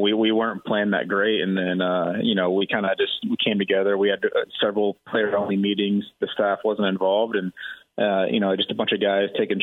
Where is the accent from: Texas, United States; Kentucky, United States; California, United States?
Texas, United States; Growing up in Texas, it's kind of one of the things where you either grew up being an Aggie or you grew up hating them